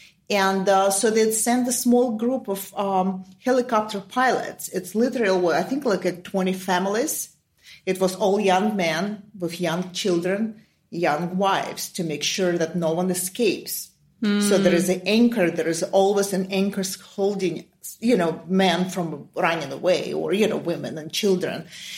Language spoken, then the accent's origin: English; Ukraine; first language Russian; English is a second language; moved away as an adult; now in United States; I'm Russian, but I was born and raised in Ukraine because my father was in the military. And at the time, both my Russian parents were stationed in Ukraine. So that's where I was born.